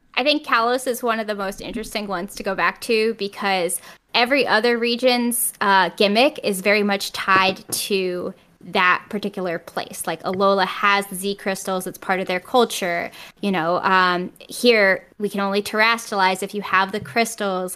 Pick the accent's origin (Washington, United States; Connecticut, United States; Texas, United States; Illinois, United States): Connecticut, United States; moved away as an adult; now in New York, United States; I grew up in Connecticut